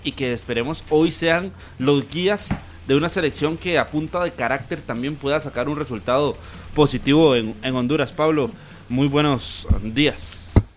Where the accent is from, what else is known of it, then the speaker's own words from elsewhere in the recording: Costa Rica; como costarricenses